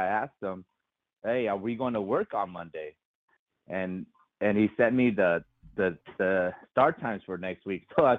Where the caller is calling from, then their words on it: Anaheim, California, United States; … out here in Anaheim, California